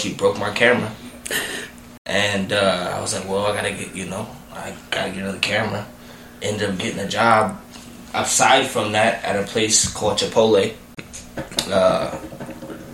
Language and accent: English; United States; also born or lived in Iowa; now in Las Vegas, United States; I'm from the DMV